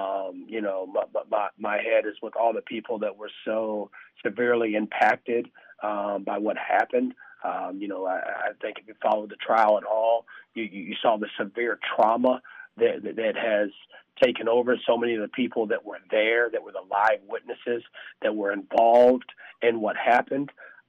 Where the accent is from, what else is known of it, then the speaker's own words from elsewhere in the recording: the South, United States; obviously race relations in America, especially growing up in the South, you know, a son of a mixed couple